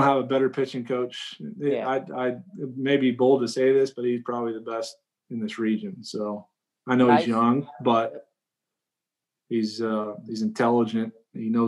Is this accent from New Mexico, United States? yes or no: yes; New Mexico, United States; I was from New Mexico